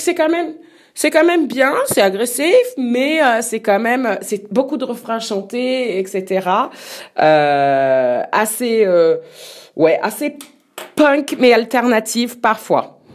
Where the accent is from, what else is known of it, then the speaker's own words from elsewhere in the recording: France; on est français